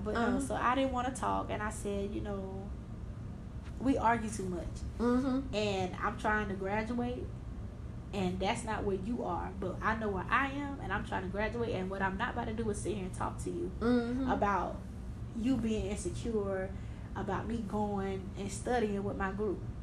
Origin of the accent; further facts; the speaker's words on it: Georgia, United States; I'm from Georgia